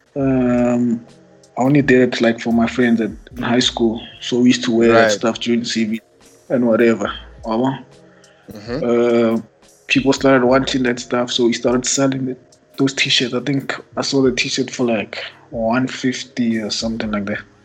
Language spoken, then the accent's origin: English; Pretoria, Gauteng, South Africa; I'm from Mums. Uh, grew up, born and raised.